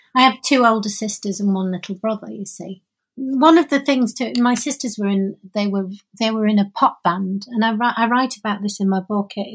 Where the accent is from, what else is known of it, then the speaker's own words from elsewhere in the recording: Oldham, North West England, United Kingdom; also born or lived in Openshaw, Manchester; I I was born in Oldham